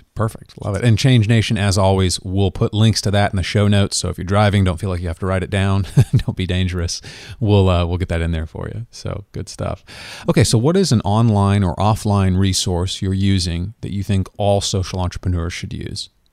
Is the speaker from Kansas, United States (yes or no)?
yes; Kansas, United States; my home state of Kansas